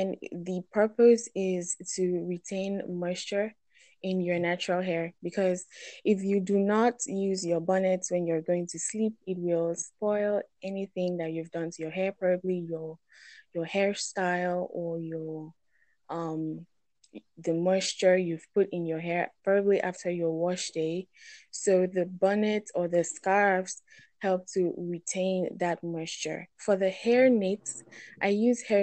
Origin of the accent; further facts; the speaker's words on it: Nigeria; I'm from Nigeria